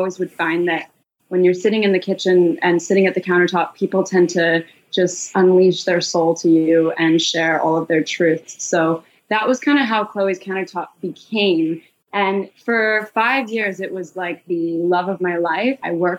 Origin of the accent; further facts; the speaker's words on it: Malaysia; growing up in Malaysia, we used to have maids, which is very normal in Malaysia as expat children.